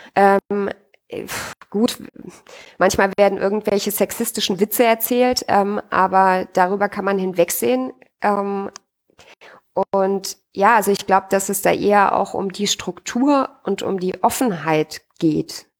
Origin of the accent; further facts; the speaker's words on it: Austria; bei uns in Österreich